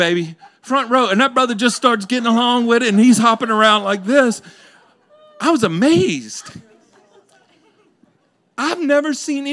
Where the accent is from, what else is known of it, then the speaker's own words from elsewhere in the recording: Louisiana, United States; I grew up in Louisiana.